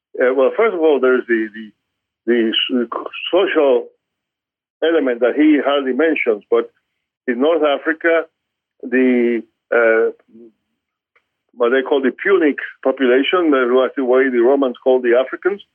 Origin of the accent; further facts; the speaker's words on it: Cuba; moved away; growing up in Cuba, if uh, that in the household in which I was growing up